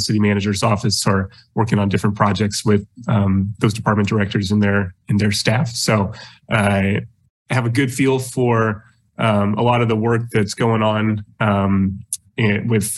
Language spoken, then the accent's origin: English; Lawrence, Kansas, United States; was actually born and raised in Lawrence, so a very long time uh, resident of Lawrence